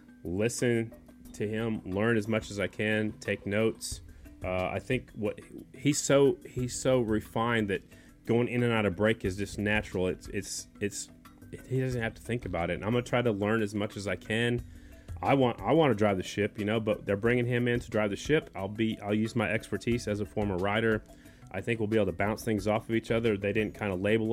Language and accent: English; Oklahoma, United States; a kid growing up in Oklahoma